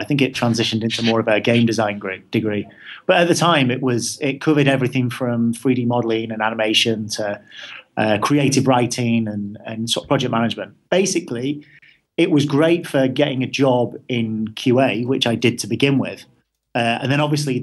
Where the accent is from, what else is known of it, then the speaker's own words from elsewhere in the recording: Manchester, North West England, United Kingdom; I'm from Manchester, so there's not that many game studios around there